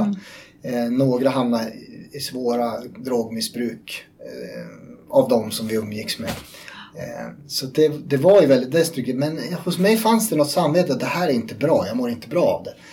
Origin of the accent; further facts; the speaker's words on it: Uppland, Uppsala County, Sweden; jag är uppvuxen här i Uppland